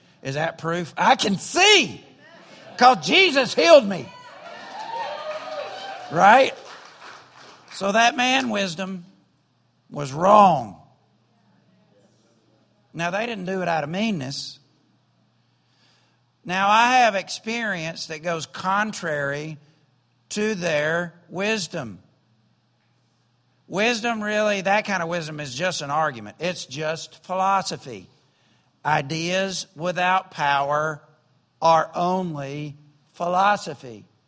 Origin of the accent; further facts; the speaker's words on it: the South, United States; And I grew up in the South, and we have hollering preachers in the South.